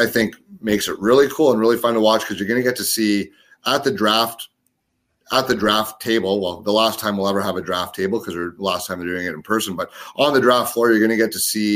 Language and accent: English; Ottawa, Ontario, Canada; my hometown team, the Ottawa 67s.